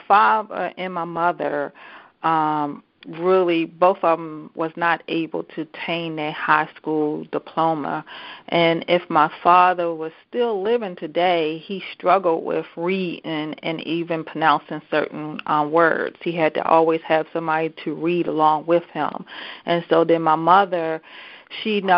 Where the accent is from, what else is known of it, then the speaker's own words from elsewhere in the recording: Baltimore, Maryland, United States; also born or lived in Columbia, Maryland; So I moved from Baltimore City. So I grew up in Baltimore City.